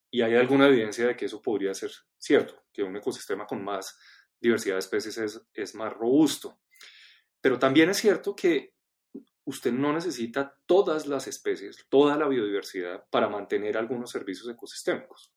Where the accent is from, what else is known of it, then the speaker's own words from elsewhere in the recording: Colombia; como colombianos eh, nos aproximamos a entender nuestra biodiversidad y nuestro territorio